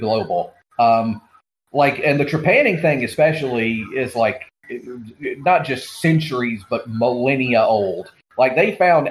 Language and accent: English; Georgia, United States; a pharmacist in my home state of Georgia